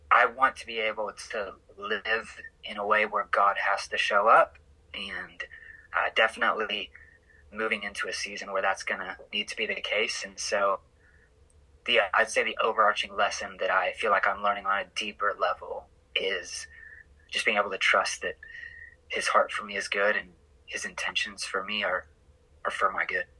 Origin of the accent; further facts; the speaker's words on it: Oklahoma, United States; moved away as an adult; also born or lived in Oregon; I am from Oklahoma, born and raised